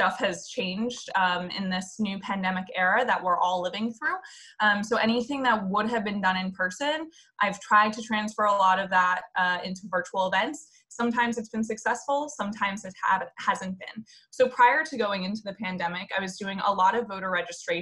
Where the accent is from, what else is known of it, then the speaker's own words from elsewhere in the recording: outside of Boston, Massachusetts, United States; moved away as an adult; also born or lived in central Pennsylvania; originally I'm from outside of Boston, which is actually where I've been quarantining right now.